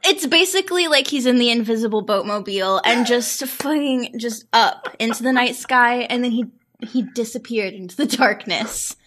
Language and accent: English; St. Joseph, Missouri, United States; my hometown of Saint Joseph, Missouri